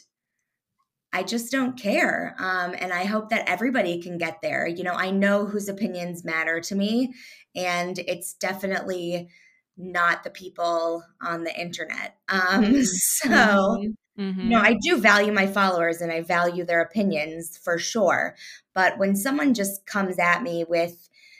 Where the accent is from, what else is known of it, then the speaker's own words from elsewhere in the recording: Louisville, Kentucky, United States; moved away as an adult; also born or lived in Indiana; now in Chicago, United States; I was raised in Louisville, Kentucky.